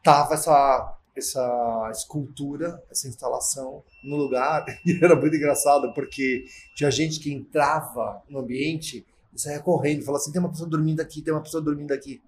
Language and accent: Portuguese; São Paulo, Brazil; Eu sou paulistano, sou da Barra Funda